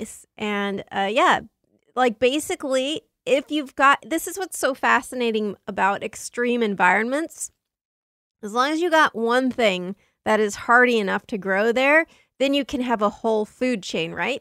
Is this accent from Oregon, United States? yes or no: no; Southern California, United States; I grew up in Southern California